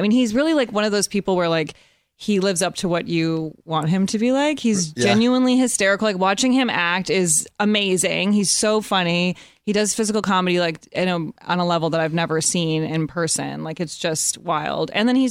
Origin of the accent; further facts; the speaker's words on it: Evanston, Illinois, United States; moved away as an adult; now in Los Angeles, United States; I'm from Chicago. I grew up in Evanston, Illinois, right outside of Chicago. But yeah, I've been out here for like 10 years.